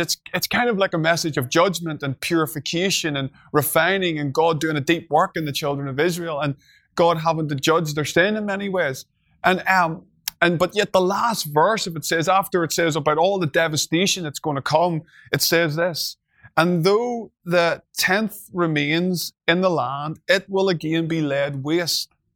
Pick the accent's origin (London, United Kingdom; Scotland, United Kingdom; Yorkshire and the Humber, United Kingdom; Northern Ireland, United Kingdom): Northern Ireland, United Kingdom; I'm from Northern Ireland